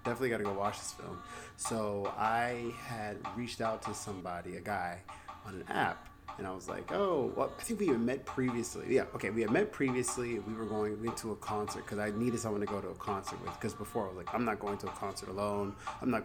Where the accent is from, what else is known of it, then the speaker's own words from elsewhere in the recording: the South, United States; moved away as an adult; now in Los Angeles, United States; I'm from the South.